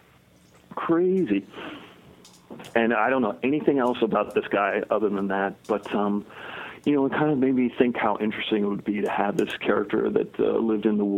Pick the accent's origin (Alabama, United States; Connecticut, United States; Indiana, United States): Connecticut, United States; I grew up in Connecticut